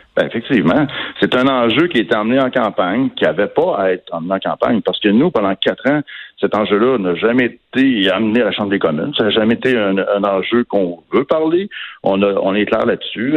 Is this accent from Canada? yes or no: yes; Quebec, Canada; chez nous, au Québec